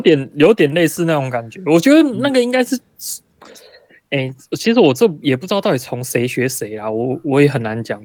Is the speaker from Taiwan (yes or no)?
yes; Taiwan; moved away as an adult; now in Japan; 我是台湾人